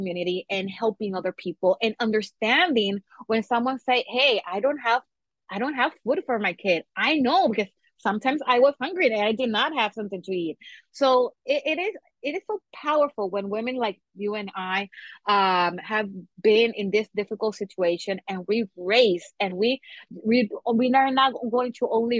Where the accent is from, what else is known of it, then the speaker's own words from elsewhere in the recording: Puerto Rico; also born or lived in North Carolina; things in my home got a little bit sketchy and very difficult, and my mom decided to move to Puerto Rico